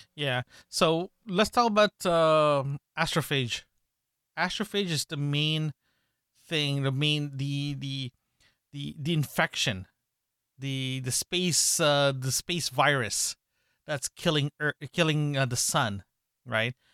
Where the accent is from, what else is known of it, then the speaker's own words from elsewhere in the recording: Canada; we're from Canada, we're Canadians